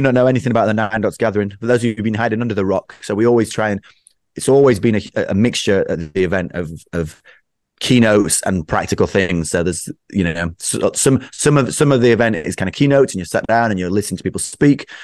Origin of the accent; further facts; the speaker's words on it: United Kingdom; I'm typically British